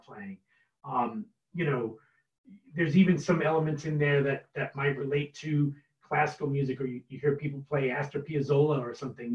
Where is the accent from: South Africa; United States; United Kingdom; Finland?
United States; Long Island, New York; now in Cleveland, United States; I'm from New York originally, and I was living out on Long Island, you know, when I was younger